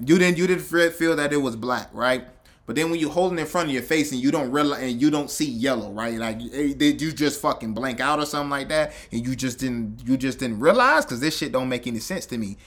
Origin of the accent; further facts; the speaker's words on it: the South, United States; I'm from the South